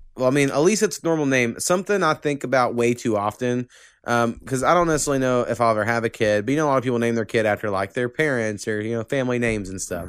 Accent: Oklahoma, United States; born or raised there

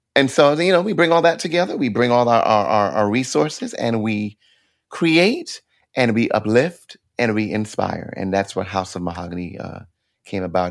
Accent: New York City, New York, United States; moved away as an adult; now in New Jersey, United States; I'm a Brooklyn born and bred kid

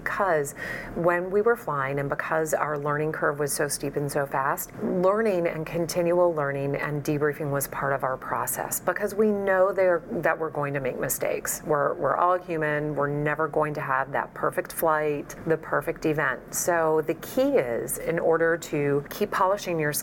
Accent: Midwest, United States; I grew up in the Midwest

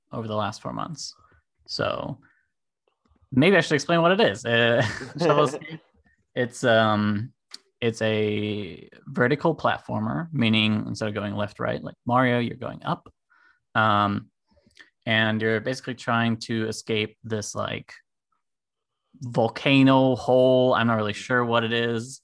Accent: Germany; now in California, United States; I'm from Germany originally. Currently living in California. I'm half German, half American. So I'm also like bilingual

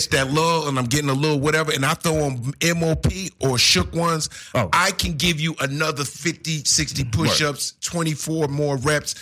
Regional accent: Newark, New Jersey, United States; I'm from Jersey, for all the people who don't know, shout out to the Brick City

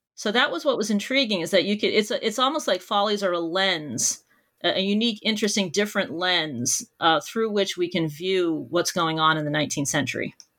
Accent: Boston, Massachusetts, United States; I grew up near Boston, Massachusetts, and I did all of my schooling there as well.

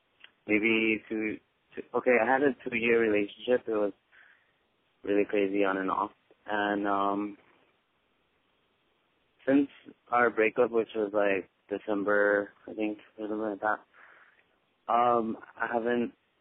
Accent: Huntington Park, California, United States; I'm from Huntington Park, close to the LA area.

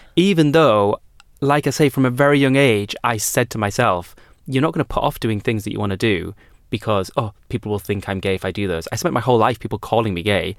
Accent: United Kingdom; I've always known my privilege as being a British person

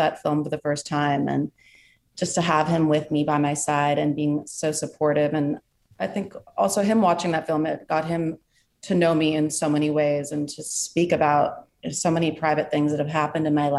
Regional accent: New York City, New York, United States; here in New York City, my hometown

